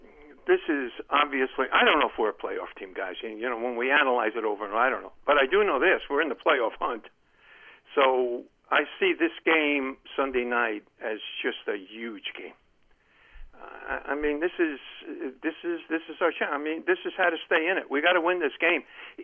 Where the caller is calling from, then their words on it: Columbia, Maryland, United States; Hey, Len from Columbia, Maryland.